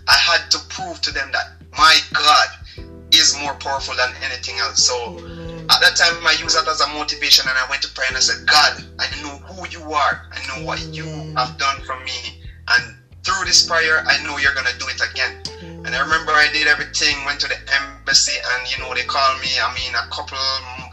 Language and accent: English; Jamaica; moved away as an adult; I'm from Jamaica